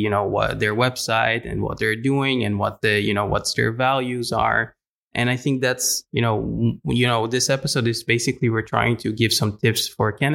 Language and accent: English; Israel; now in Netherlands; an international person here in the Netherlands, I'm coming originally from Israel